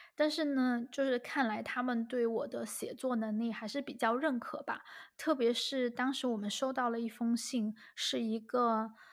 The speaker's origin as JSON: {"language": "Chinese", "country": "China", "moved": "yes", "lives_now": "Germany", "said": "我们中国人中间也有很直接的人"}